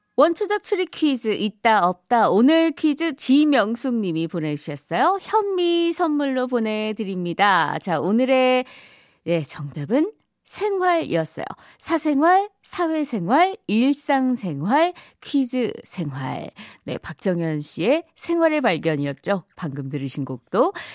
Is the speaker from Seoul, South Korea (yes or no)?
no; Daegu, South Korea; moved away; 저도 예전에 고향이 대구라서